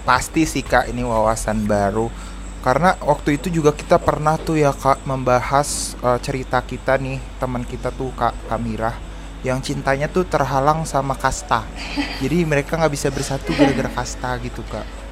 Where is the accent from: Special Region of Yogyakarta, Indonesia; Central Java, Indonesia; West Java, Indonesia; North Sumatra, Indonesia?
West Java, Indonesia; Bogor; aku kan dari Bogor